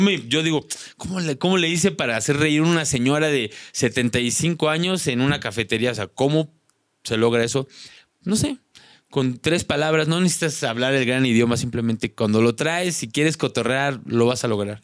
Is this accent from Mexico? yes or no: yes; Mexico; moved away; also born or lived in Slovakia